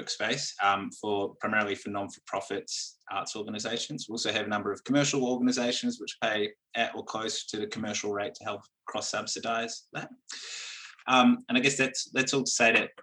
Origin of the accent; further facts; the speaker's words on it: Wellington, New Zealand; moved away as an adult; now in Melbourne, Australia; I am originally from Wellington and Aotearoa, New Zealand, and I moved to Melbourne about 10 years ago